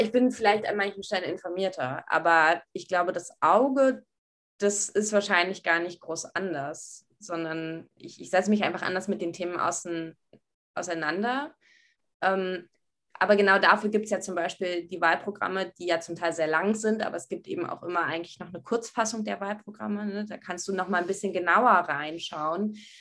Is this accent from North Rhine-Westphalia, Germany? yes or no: no; Berlin, Germany; Ich bin in Berlin Alt-Pankow zur Schule gegangen